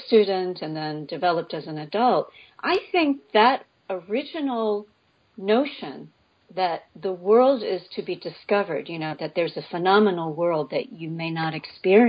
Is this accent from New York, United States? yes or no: yes; New York City, New York, United States; moved away as an adult; now in Connecticut, United States; I was born and raised in New York City.